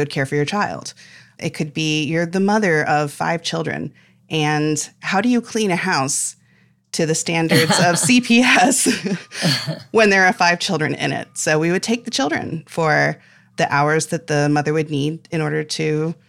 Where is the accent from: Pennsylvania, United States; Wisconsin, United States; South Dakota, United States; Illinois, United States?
Illinois, United States; I grew up near Champaign-Urbana, Illinois, which is also the home of the, you know, state's biggest public university and a couple hospital systems.